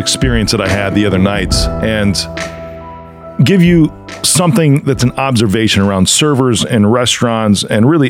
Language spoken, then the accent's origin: English; Chicago, Illinois, United States; my hometown of Chicago